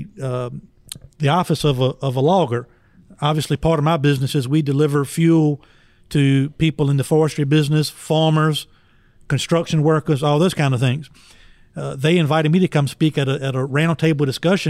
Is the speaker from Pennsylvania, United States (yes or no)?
no; Emporia, Virginia, United States; in Emporia last week in my hometown